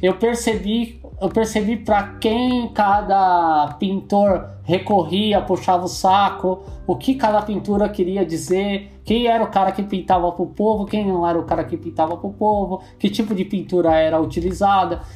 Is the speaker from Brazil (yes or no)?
yes; São Paulo, Brazil; eu sou da Zona Leste, minha mulher é da Zona Norte